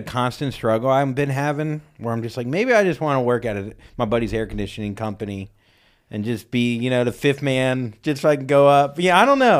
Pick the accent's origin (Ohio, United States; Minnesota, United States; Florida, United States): Florida, United States; I'm from Florida